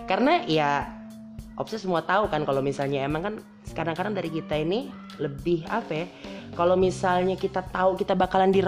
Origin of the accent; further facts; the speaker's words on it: Kotabumi, Lampung, Indonesia; born there; karena kebetulan emang gua lagi di tanah kelahiran gue nih, coy, tanah kelahiran